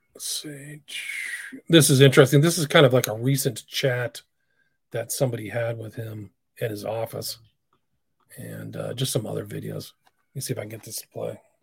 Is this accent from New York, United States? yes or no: yes; Long Island, New York, United States; born and raised on Long Island.